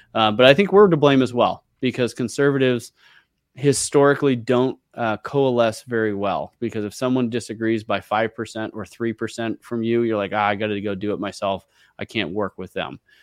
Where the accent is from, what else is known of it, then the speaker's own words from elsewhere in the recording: San Francisco Bay Area, California, United States; I grew up in the San Francisco Bay Area.